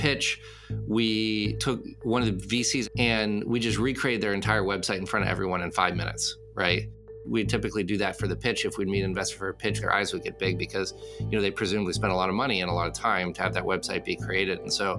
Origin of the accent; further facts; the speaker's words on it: Casablanca, Casablanca-Settat, Morocco; moved away as an adult; also born or lived in Paris, France; now in United States; I was born in Paris. When I was 7 years old, our family moved to Casablanca, Morocco, and I lived there until I was 18.